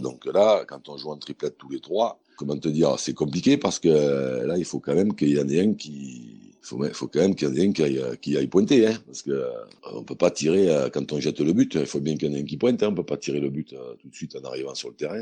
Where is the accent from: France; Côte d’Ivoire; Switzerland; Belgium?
France; Montélimar, Auvergne-Rhône-Alpes; moved away as an adult; now in Limoges, France; je suis originaire de Montélimar. même si je suis pas né, mais j'y suis arrivé très jeune